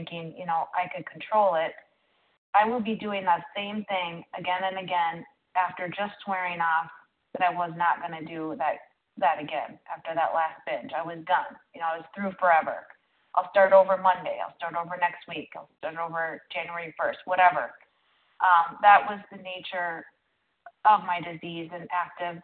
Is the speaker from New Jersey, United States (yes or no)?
no; Minnesota, United States; I'm from Minnesota